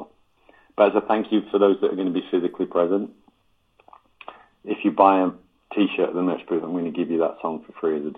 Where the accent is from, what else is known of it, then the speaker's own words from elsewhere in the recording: England, United Kingdom; now in Los Angeles, United States; as an English gent